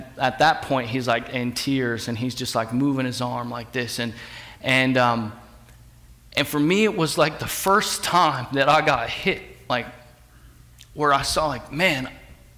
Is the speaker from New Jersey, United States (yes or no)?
yes; rural New Jersey, United States; moved away; I'm from New Jersey